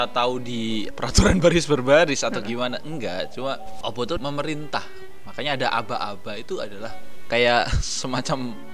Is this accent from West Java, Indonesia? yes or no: yes; West Java, Indonesia; aku orang Sunda